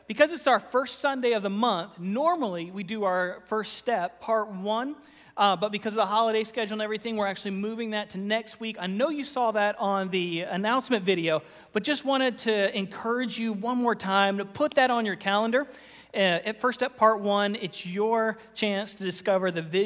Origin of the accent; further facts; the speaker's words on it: Florida, United States; moved away; I grew up in Florida.